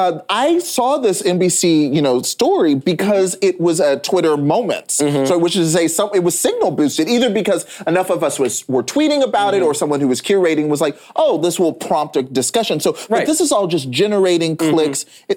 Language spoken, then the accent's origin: English; Texas, United States; And as a Texan